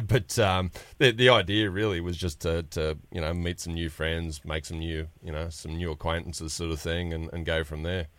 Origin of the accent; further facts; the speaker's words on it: New South Wales, Australia; we're from a little town about four and a half hours north of Sydney